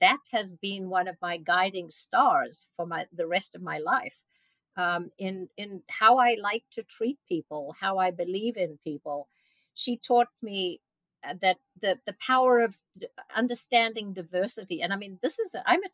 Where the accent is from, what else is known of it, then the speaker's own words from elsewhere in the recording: Modderfontein, Gauteng, South Africa; moved away; I grew up in South Africa, and my father was a doctor on a fairly small town.